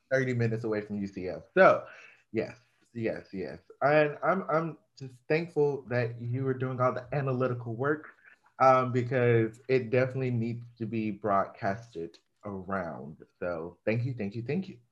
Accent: Georgia, United States; now in Florida, United States; I'm from Georgia

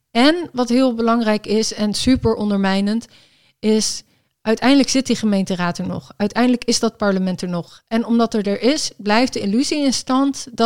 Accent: Enschede, Overijssel, Netherlands; ik ben in Enschede geboren. Dus, ah, ehm, dus ik was daar toen dus ook.

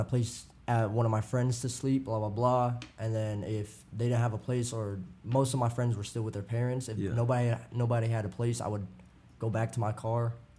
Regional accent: United States; I grew up in America, so my Vietnamese was only from what I know at home and what they spoke.

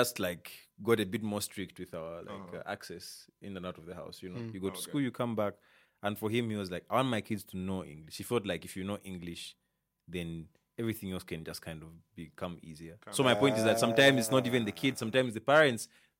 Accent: Copperbelt Province, Zambia; also born or lived in Muchinga / Mansa; I grew up in Riverside, and like the way we grew up, I guess young family, you know, you could just go out and talk to the kids and whatever. Mm-hmm. And I grew up speaking Bemba, you know. Mm-hmm. Well, that's not my native tongue, you know. I'm from like Muchinga, Isoka, Nyika, Nyika is the language we.

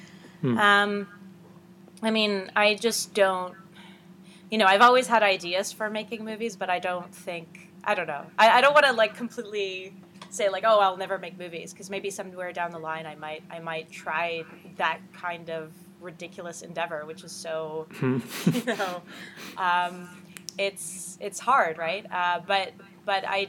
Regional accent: Ottawa, Ontario, Canada; also born or lived in Iran; I covered theater in my hometown, in Ottawa, Canada, for a few years.

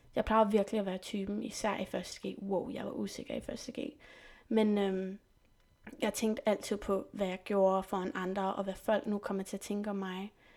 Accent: Saint-Germain-en-Laye, near Paris, Île-de-France, France; first language French and English; Danish is a second language; also born or lived in England / Slottenlund and Rungsted, Denmark; now in Denmark; Jeg er født i England og opvokset i Frankrig, i en by, der hedder Saint-Germain-les, som ligger cirka en halv time væk fra Paris

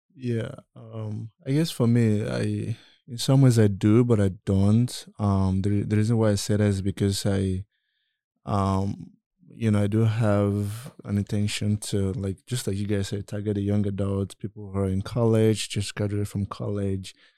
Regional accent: Nigeria; I'm from Nigeria

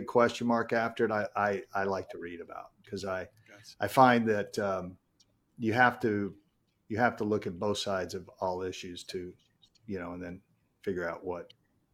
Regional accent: Baton Rouge, Louisiana, United States; Baton Rouge, Louisiana, born and raised

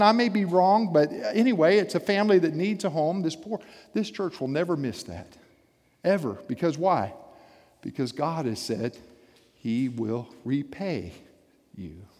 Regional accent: South Florida, United States; I grew up in South Florida

